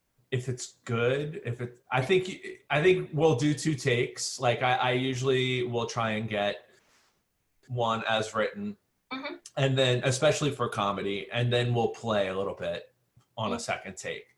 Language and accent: English; New Orleans, Louisiana, United States; also born or lived in Shreveport, Louisiana; New Orleans is my hometown, but I'm now 10 years invested back into New Orleans